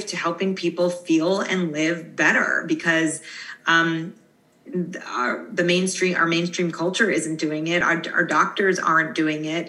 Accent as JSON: {"language": "English", "area": "Long Island", "region": "New York", "country": "United States", "tie": "born or raised there", "said": "growing up, I grew up in Long Island, New York"}